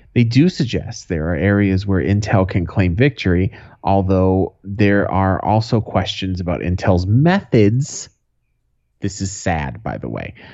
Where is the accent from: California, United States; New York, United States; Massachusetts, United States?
Massachusetts, United States; Boston; When I was a kid, growing up in Boston